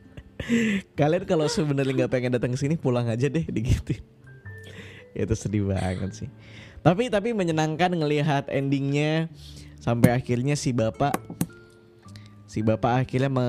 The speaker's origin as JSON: {"language": "Indonesian", "town": "Pontianak", "region": "West Kalimantan", "country": "Indonesia", "said": "Nah iya Kalimantan Kalimantan Barat. Aku dari Pontianak."}